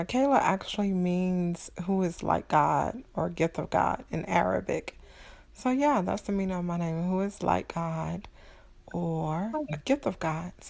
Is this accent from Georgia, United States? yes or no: yes; Georgia, United States; But I was born and raised in Georgia. Yeah, Georgia Peach, Georgia girl. Yep, from 45 minutes south of Atlanta in the United States.